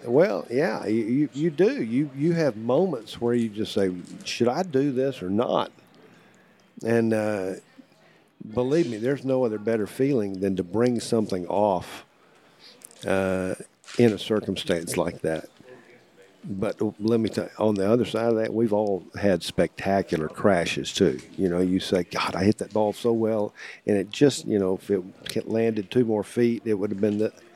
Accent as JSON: {"language": "English", "town": "Austin", "region": "Texas", "country": "United States", "said": "I'm from Austin"}